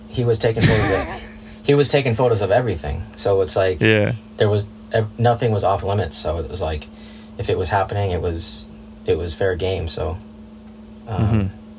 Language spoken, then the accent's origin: English; California, United States; Suburbs of Los Angeles. Just picked it up like everybody else in my neighborhood.